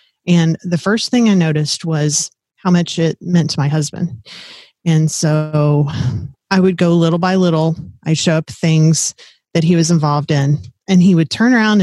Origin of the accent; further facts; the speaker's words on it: South Texas, United States; moved away as an adult; also born or lived in Fort Riley, Kansas; I grew up in South Texas down by the Gulf of Mexico, where it's hot, muggy, warm